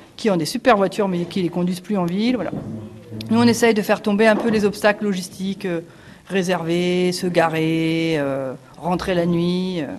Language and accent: French; Paris, Île-de-France, France; moved away as an adult; also born or lived in Montpellier / Toulouse; now in Saint-Antonin, France; je suis originaire de Paris et je suis passée par Montpellier